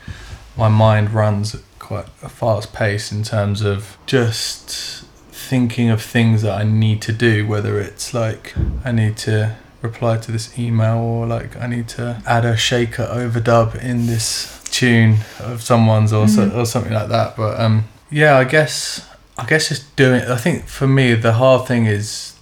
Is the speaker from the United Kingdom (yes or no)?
yes; London, United Kingdom; also born or lived in Seville, Spain; I mainly grew up in London. I was born in Seville in Spain